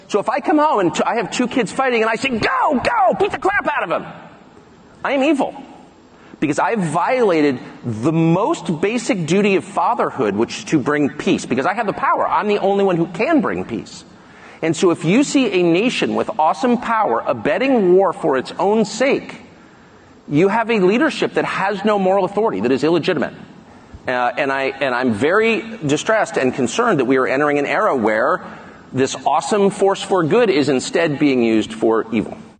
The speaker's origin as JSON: {"language": "English", "country": "United States", "said": "I'm an American"}